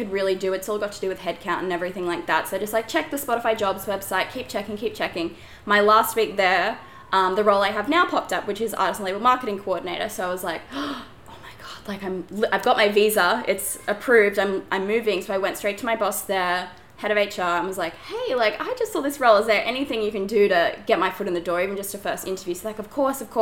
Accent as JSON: {"language": "English", "town": "Gold Coast", "region": "Queensland", "country": "Australia", "tie": "born or raised there", "also_born_or_lived": "Brisbane", "moved": "as an adult", "lives_now": "New York, United States", "said": "I grew up on the Gold Coast, been living there my whole life."}